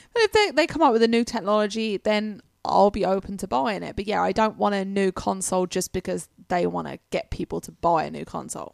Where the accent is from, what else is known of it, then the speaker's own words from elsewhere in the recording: England, United Kingdom; now in United States; being English